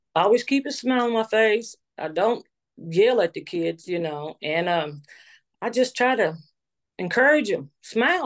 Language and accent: English; New Albany, Indiana, United States; I'm from New Albany, Indiana